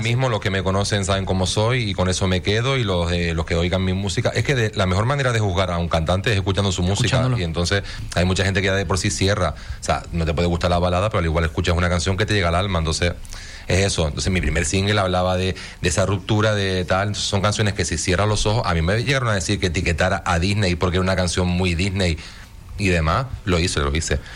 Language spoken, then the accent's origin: Spanish; Tenerife, Canary Islands, Spain; now in Fuerteventura, Spain; soy de Tenerife